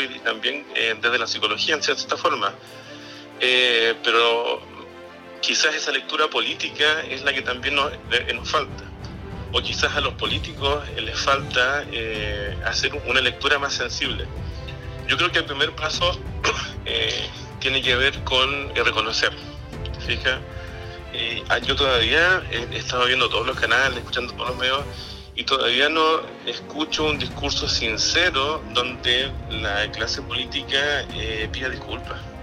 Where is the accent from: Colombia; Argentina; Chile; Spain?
Chile; somos todos chilenos